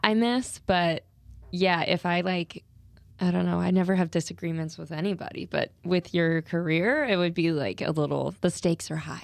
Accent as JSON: {"language": "English", "region": "Louisiana", "country": "United States", "tie": "born or raised there", "moved": "yes", "said": "I grew up in Louisiana"}